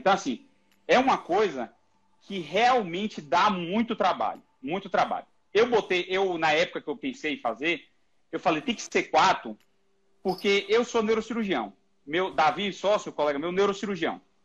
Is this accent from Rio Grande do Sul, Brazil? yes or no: no; Salvador, Bahia, Brazil; moved away as an adult; now in São Paulo, Brazil; Eu sou baiano, sou de Salvador, formei na Universidade Federal da Bahia e eu vim para São Paulo